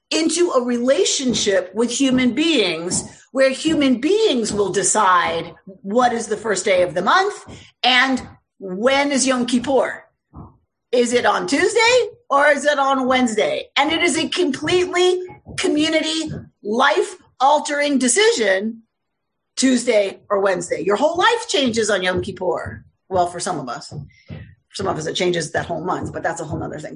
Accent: United States; I'm an American

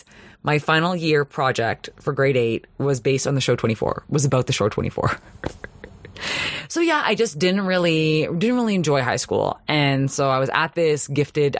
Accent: Toronto, Ontario, Canada; I grew up in Toronto, Ontario

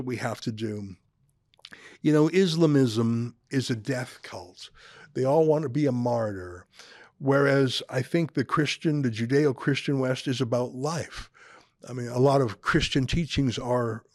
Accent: outside Calgary, Alberta, Canada; I was born and raised outside Calgary. I went to school in the country

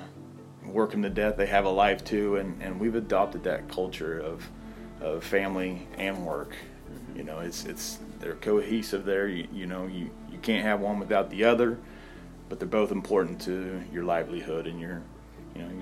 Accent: Moran, Kansas, United States; also born or lived in Elsmore; I grew up in Moran. That's where we went to school. Our home was in Ellsmore

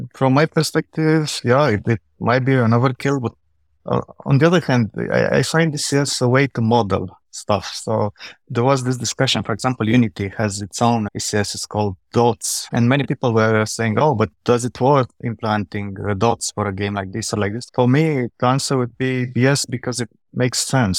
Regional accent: Romania; now in Vienna, Austria; I'm originally from Romania. I'm living in Vienna, in Austria.

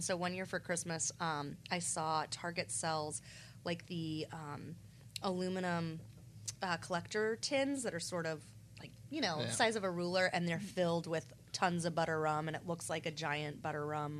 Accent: Goldsboro, North Carolina, United States; in my hometown of Goldsboro, shout out to Seymour Johnson Air Force Base.

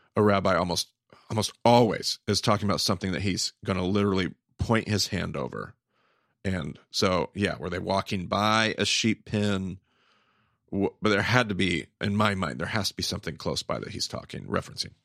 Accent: United States; Western American Christians

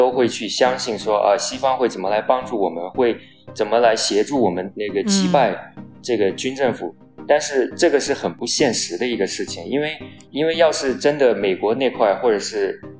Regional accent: Myanmar; also born or lived in United States; 我是出生于缅甸的第二代华人，从美国毕业回来两年多了

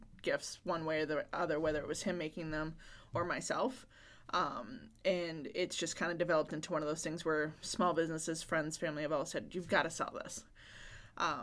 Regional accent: Plaistow, New Hampshire, United States; my hometown of Plastow

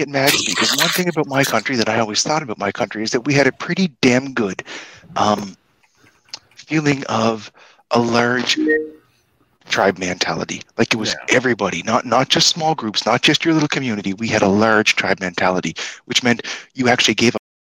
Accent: Canada; As a Canadian

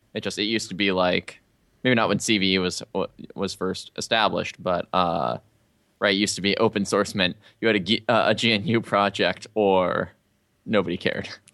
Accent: Albuquerque, New Mexico, United States; I'm from Albuquerque

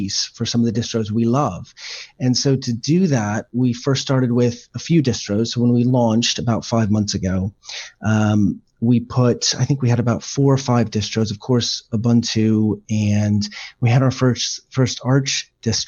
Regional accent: Texas, United States; moved away as an adult; now in United Kingdom; I'm born in Texas, moved here about 17 years ago for work

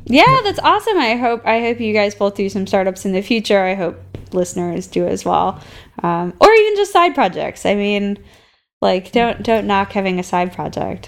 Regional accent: Minneapolis, Minnesota, United States; moved away as an adult; now in San Francisco, United States; I grew up in Minneapolis, Minnesota

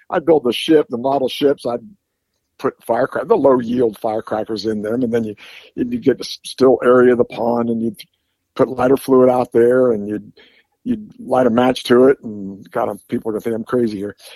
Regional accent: Bethel, Ohio, United States; I grew up about oh, eight miles from where I'm sitting right now, in a little town called Bethel, Ohio.

